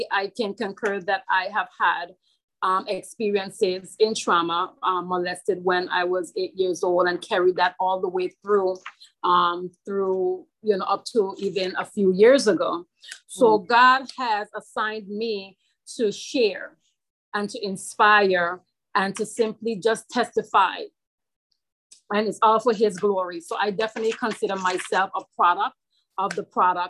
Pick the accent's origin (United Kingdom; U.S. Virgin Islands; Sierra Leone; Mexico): U.S. Virgin Islands; St. Croix; I'm from St. Croix, United States, Virgin Islands.